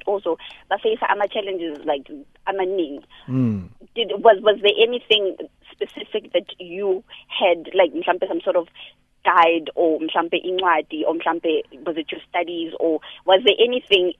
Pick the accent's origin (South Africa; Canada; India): South Africa; Mpumalanga; I'm from Mpumalanga